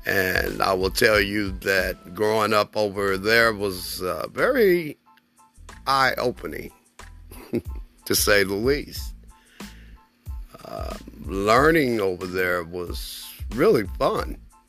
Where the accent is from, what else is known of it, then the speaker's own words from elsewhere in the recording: Germany; As a child, I grew up in West Germany during the 60s, the latter part of the 60s.